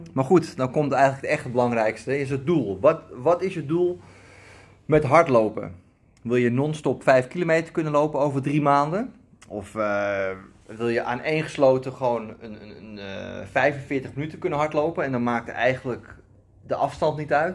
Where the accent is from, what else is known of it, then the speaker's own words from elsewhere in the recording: Almere, Flevoland, Netherlands; moved away; bij ons in Almere, waar ik destijds woonde.